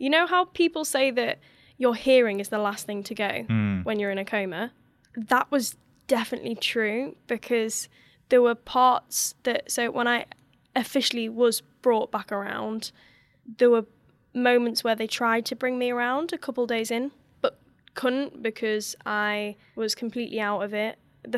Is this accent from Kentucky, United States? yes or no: no; Florida, United States; that is going to Disney when I was growing up in Florida with my family.